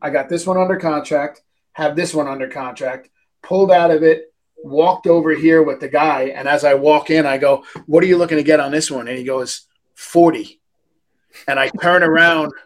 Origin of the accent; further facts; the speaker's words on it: New York, United States; moved away; I'm from New York.